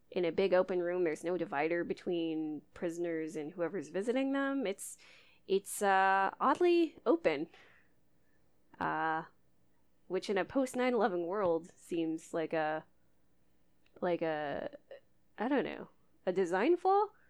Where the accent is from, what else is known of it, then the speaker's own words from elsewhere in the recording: Idaho, United States; I grew up in Idaho